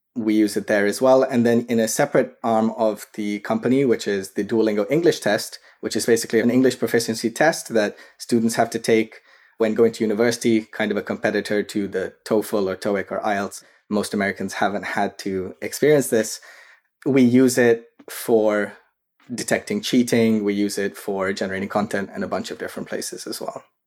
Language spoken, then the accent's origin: English; Karachi, Sindh, Pakistan; moved away as an adult; now in United States; I grew up in Karachi, Pakistan. That's where I was raised, and I came to the U S for undergraduate studies